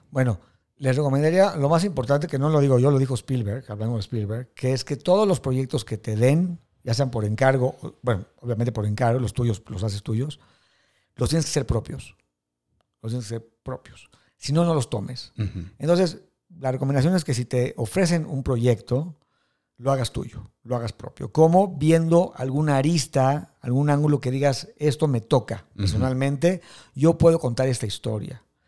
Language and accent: Spanish; Mexico City, Mexico; also born or lived in New York; yo soy un judío mexicano del Colegio Hebreo Tarbut